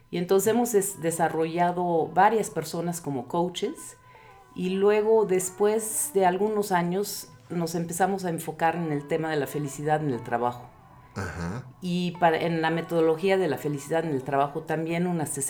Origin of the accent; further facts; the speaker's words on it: England, United Kingdom; now in Mexico; como inglesa viviendo en México, yo dije, esto no es lo, que yo necesito, porque